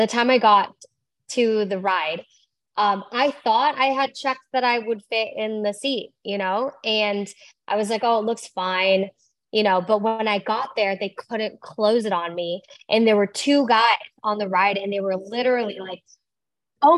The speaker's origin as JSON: {"language": "English", "region": "Iowa", "country": "United States", "tie": "born or raised there", "said": "I was born in Iowa"}